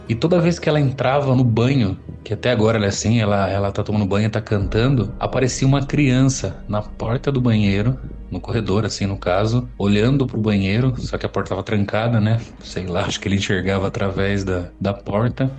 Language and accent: Portuguese; Sorocaba, São Paulo, Brazil; eu sou de Sorocaba